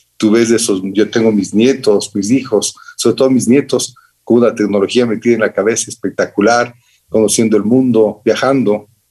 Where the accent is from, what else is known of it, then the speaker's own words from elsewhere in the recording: Quito, Pichincha, Ecuador; Quito terminaba en mi infancia, Quito terminaba en Orellana